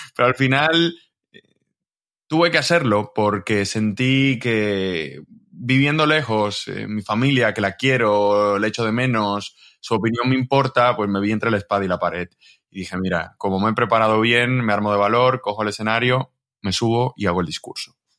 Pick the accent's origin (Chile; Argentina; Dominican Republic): Dominican Republic; moved away as an adult; now in Spain; yo soy de República Dominicana